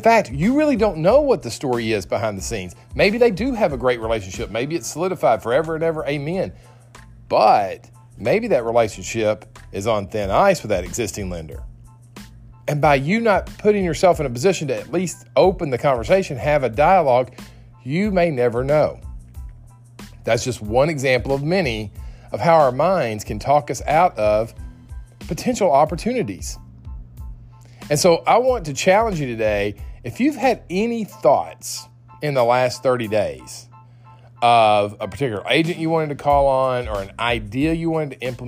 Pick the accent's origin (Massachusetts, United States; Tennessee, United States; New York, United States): Tennessee, United States; Nashville; my hometown, Nashville, Tennessee